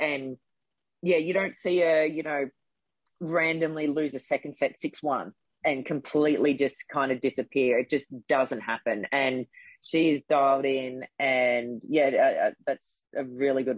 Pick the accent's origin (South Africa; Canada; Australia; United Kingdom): Australia; Gold Coast, Queensland; also born or lived in Brisbane / Adelaide; I was born in Brisbane. When I was young, we moved to Adelaide for 5 years, and that's actually where I started playing tennis. And when I was about 8 or 9, we moved back to the Gold Coast.